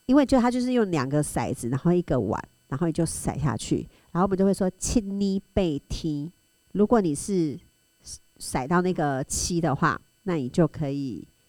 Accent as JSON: {"language": "Chinese", "region": "Tainan", "country": "Taiwan", "moved": "yes", "said": "但是因为我是台南人"}